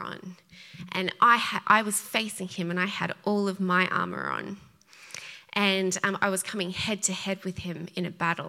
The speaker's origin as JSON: {"language": "English", "country": "Australia", "accent": "Australian", "moved": "yes", "said": "I'm Australian, if you hadn't picked it up by the accent"}